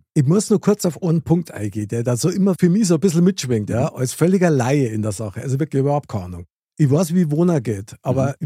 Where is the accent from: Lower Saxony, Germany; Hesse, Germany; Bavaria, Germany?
Bavaria, Germany; Munich; ich bin in München geboren, Innenstadt, Stiegelmeierplatz.